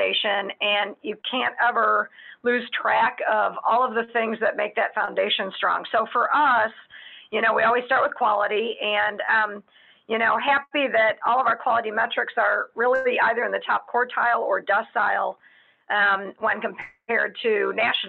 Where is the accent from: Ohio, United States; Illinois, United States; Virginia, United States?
Illinois, United States; Chicago; moved away as an adult; now in Dallas, United States; I hail from Chicago